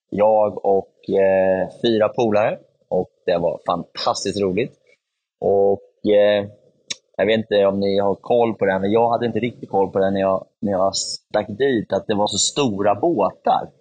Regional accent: Örebro, Örebro County, Sweden; vi skulle då vara där över eh, julafton och hemma i Örebro så är det så att juldagen är en stor festdag

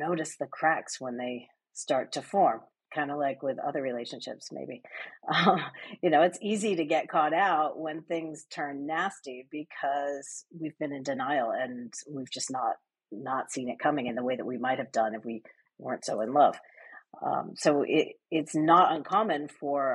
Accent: United States; moved away as an adult; also born or lived in London; I'm American, but I spent the bulk of my career in London

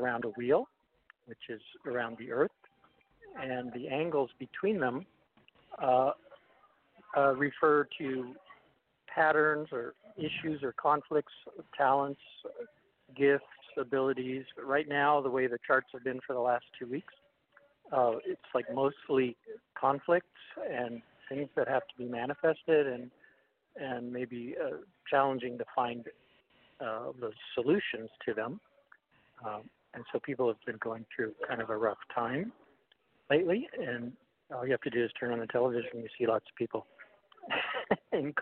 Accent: Los Angeles, California, United States; also born or lived in Oregon; I was born in L.A. too, at Hollywood Presbyterian

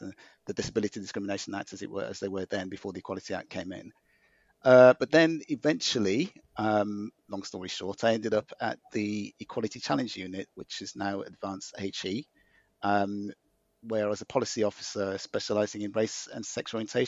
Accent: Birmingham, West Midlands, United Kingdom; moved away; also born or lived in Greenwich; I was born in Handsworth, Birmingham, which is remains a kind of an inner city, poorer area of the city. So, but I've always been proud of my roots and my upbringing

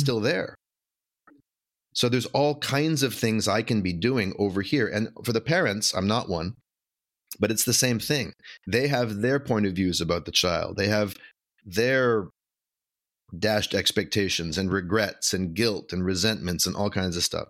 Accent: Vancouver, British Columbia, Canada; moved away as an adult; now in Brooklyn, United States; I'm from Vancouver, Canada, originally.

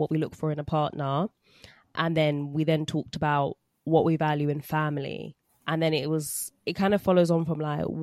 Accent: London, United Kingdom; we grew up in, like, North London

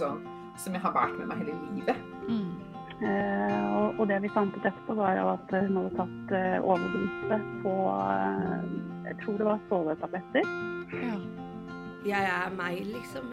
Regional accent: Vågå, Innlandet, Norway; moved away as an adult; now in Biri, Norway; så er jeg fra Gudbrandsdalen, fra Vågå, og fant kjærligheten på Biri for 13 år sia og bor

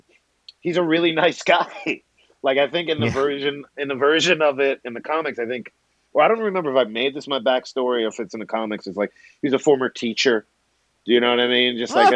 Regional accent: Brooklyn, New York, United States; He's just, you know, I'm from Brooklyn. Eddie Murphy's from Brooklyn.

